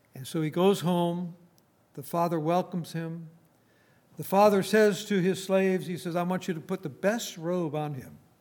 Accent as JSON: {"language": "English", "town": "Saint Paul", "region": "Minnesota", "country": "United States", "tie": "born or raised there", "moved": "yes", "said": "I was brought up in Saint Paul, Minnesota"}